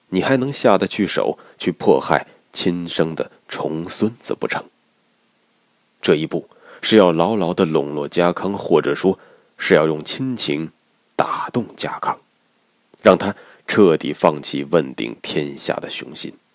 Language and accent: Chinese; China; 我们中国人